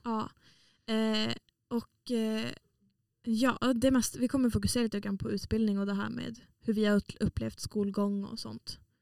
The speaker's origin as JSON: {"language": "Swedish", "town": "Piteå", "region": "Norrbotten County", "country": "Sweden", "moved": "as an adult", "lives_now": "Umeå, Sweden", "said": "Jag kommer från en liten stad som heter Pite i norra Sverige"}